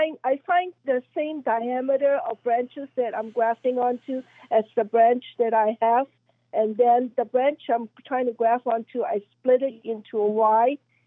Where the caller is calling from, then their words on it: Allentown, Pennsylvania, United States; I'm from Allentown, Pennsylvania.